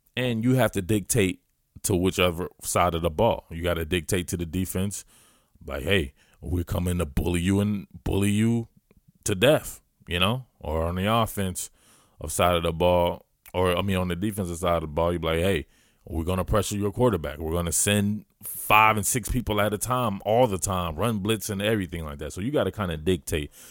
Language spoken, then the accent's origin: English; Georgia, United States; I am a Georgia boy. I am a Southerner